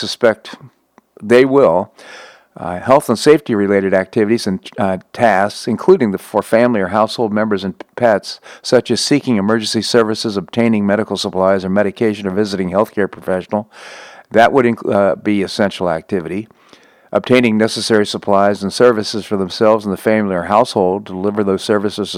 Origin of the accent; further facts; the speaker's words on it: Washington, District of Columbia, United States; growing up in Washington, D.C.